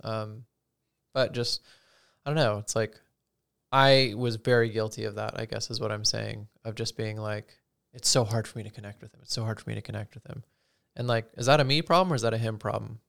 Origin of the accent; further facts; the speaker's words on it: Utah, United States; growing up in Utah, Mormonism